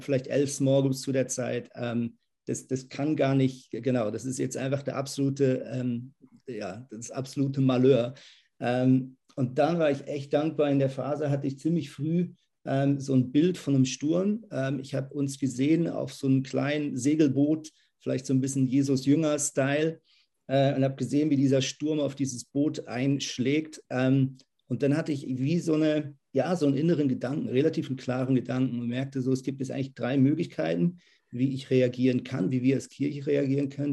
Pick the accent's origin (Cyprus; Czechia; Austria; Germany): Germany; Lemgo, North Rhine-Westphalia; moved away as an adult; now in Zürich, Switzerland; Ich bin aber in Lemgo-Brake aufgewachsen, das ist in der Nähe von Bielefeld